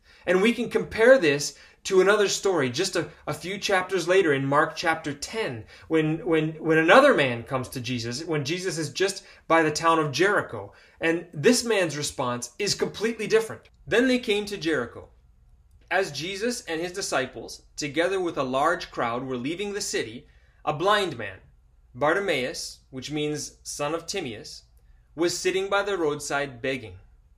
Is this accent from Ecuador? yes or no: yes; Ecuador; Where I grew up in Ecuador, among the tribes there, it was common for them to blow smoke, special kinds of smoke over people, believing that that cured and cleaned them.